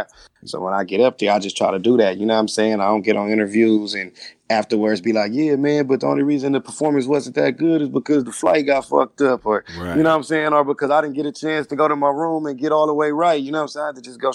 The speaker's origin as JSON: {"language": "English", "town": "Compton", "region": "California", "country": "United States", "said": "I'm from Compton"}